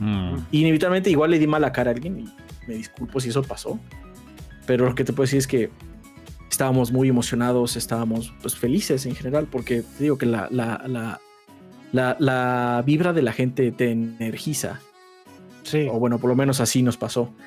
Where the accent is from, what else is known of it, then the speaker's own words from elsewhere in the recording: Mexico City, Mexico; nosotros somos de la Ciudad de México, entonces él vivía también aquí